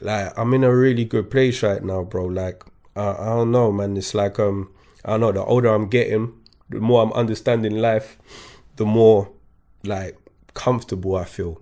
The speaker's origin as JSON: {"language": "English", "town": "Kingston", "region": "London", "country": "United Kingdom", "tie": "born or raised there", "also_born_or_lived": "Paris, France", "second_language": "English", "said": "I grew up in Kingston"}